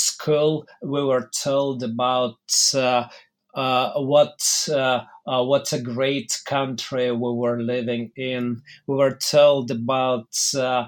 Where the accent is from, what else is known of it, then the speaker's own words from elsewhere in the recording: Mogilev, Mogilev Region, Belarus; moved away as an adult; also born or lived in Minsk, Belarus / Moscow, Russia; I was born in 1972 in Mogilev, which at the time was part of the Belarusian Soviet Socialist Republic. And I grew up in one of the worst neighborhoods of the city